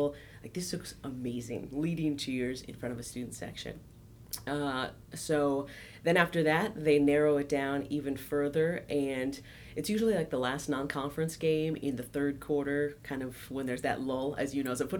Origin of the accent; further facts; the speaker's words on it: Clovis, California, United States; I grew up in Central Valley of California. Clovis